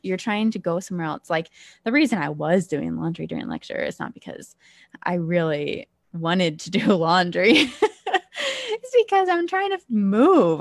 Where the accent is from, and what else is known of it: Ohio, United States; moved away as an adult; also born or lived in Pennsylvania